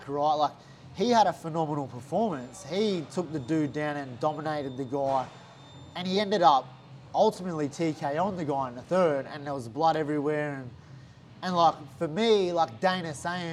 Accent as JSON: {"language": "English", "town": "Gold Coast", "region": "Queensland", "country": "Australia", "said": "I've got here from the Gold Coast"}